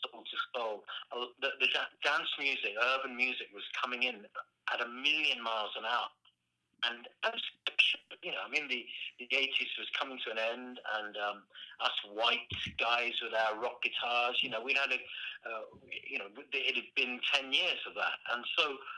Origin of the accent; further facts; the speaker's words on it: United Kingdom; as a Brit